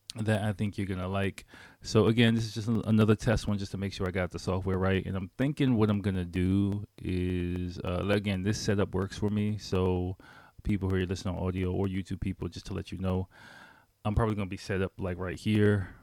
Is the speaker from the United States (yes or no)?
yes; Washington, District of Columbia, United States; moved away as an adult; now in Japan; I grew up in Washington, D C, and I lived in D C full-time, I'll say full-time, for seventeen